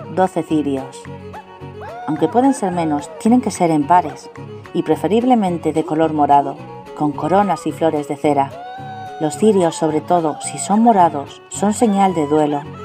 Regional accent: Spain; de España

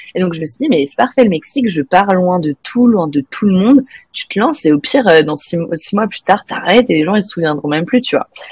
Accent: France; first language French; moved away as an adult; also born or lived in Mexico; now in Canada; je suis française

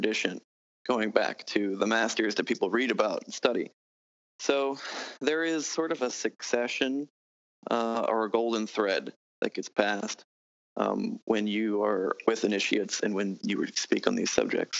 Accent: New Orleans, Louisiana, United States; I'm from New Orleans, so I actually have some background like the local folk magic

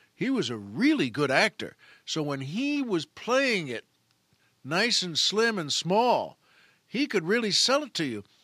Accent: Long Island, New York, United States; moved away; I grew up on Long Island.

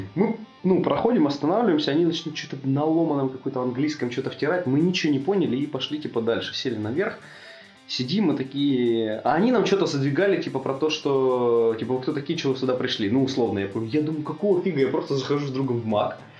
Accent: Russia; мы из России

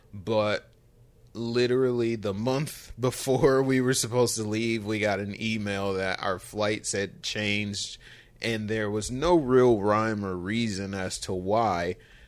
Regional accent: Michigan, United States; So we are from Michigan, of course, and that's, you know, Eastern Standard Time.

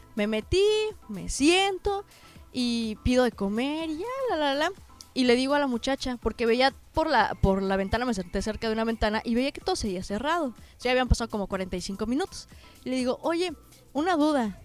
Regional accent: Mexico; pues vengo de México

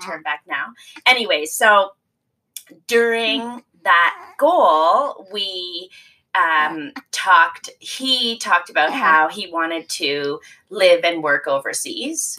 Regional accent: the Maritimes, Canada; moved away as an adult; also born or lived in United Kingdom; now in Toronto, Canada; I was born and raised in the Maritimes, and uh, I moved to Toronto after university.

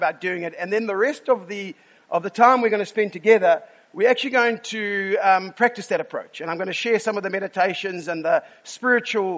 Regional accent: South Africa; we are sarcastic from South Africa

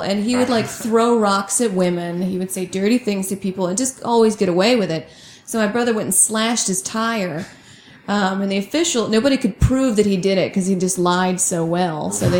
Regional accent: Saudi Arabia; also born or lived in Georgia, United States; Oh, I moved around a bunch. Saudi Arabia, Georgia.

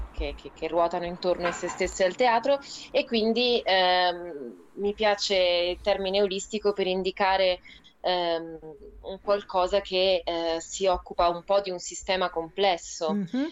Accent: Rome, Lazio, Italy; accent: Roman; moved away as an adult; now in Aosta Valley, Italy; io sono nata a Roma

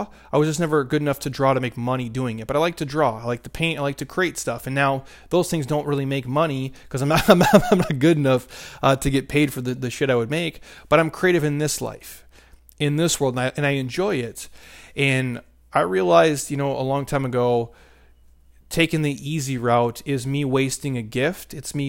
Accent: Minnesota, United States; now in Arizona, United States; I grew up in Minnesota where it's negative, you know, 20 degrees.

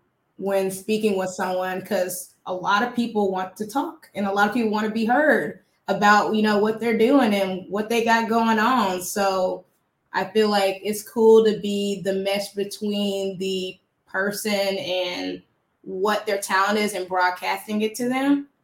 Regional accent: Birmingham, West Midlands, United Kingdom; just living in Birmingham and just growing up in Birmingham, you realize that like, It's a little gemstone.

